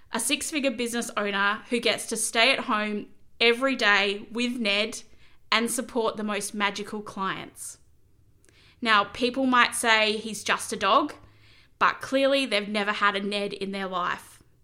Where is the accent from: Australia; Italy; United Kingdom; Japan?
Australia; Corrigin, Western Australia; moved away; I'd been living in my hometown of Corigen for about seven years